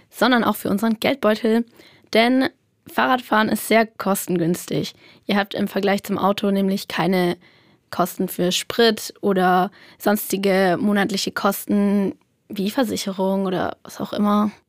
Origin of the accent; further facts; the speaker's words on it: Würzburg, Bavaria, Germany; Ja, ich komme aus Würzburg. Direkt.